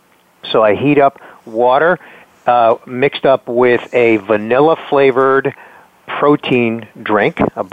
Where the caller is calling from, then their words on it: Tampa, Florida, United States; moved away; I am calling from beautiful, sunny Tampa Bay, Florida, where it is currently 68 degrees on its way to 72.